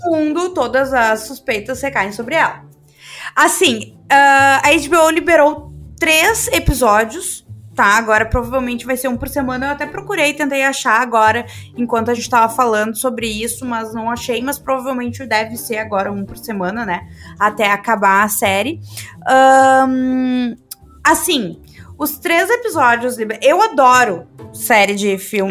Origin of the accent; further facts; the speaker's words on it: Brazil; a gente brasileiro